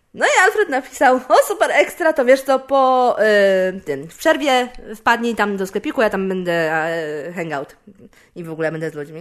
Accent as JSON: {"language": "Polish", "country": "Poland", "said": "jestem komikiem też z Polski"}